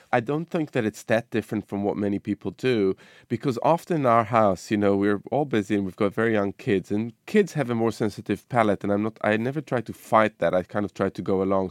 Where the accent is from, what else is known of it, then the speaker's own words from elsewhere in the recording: Israel; moved away; my childhood growing up in the Middle East, you know, in Israel